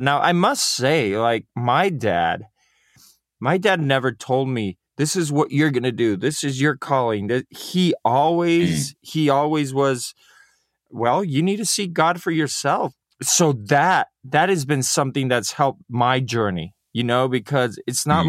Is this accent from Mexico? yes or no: yes; Mexico; Mexico and my father just went in those footsteps, and that's where I was born